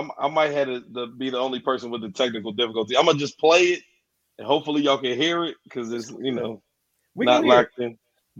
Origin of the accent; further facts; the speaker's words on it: Philadelphia, Pennsylvania, United States; moved away as an adult; also born or lived in Reading, Pennsylvania; now in Atlanta, United States; I was born in Reading, Pennsylvania. I grew up in Philly.